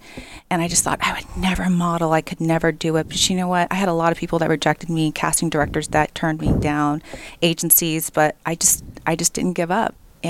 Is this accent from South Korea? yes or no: yes; South Korea; You know, I grew up in Korea in a cement box.